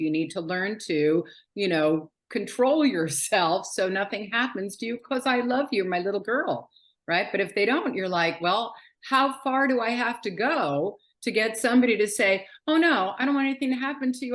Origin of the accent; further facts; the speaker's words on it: New York City, New York, United States; now in Philadelphia, United States; I live in Philadelphia, just outside of Philadelphia. I was born and raised in New York City.